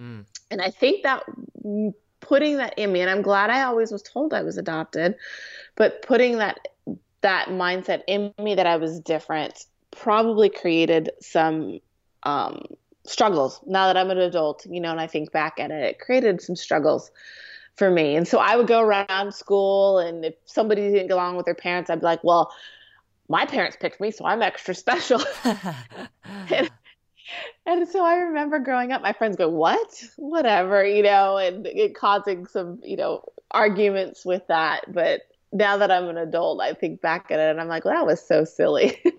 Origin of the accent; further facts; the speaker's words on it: California, United States; also born or lived in Santa Monica; But I was born in Santa Monica, California, and adopted to a great family in Orange County.